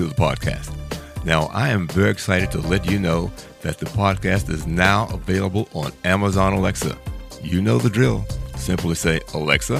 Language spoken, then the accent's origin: English; Washington, District of Columbia, United States; as an African-American, I'm from Washington, D.C.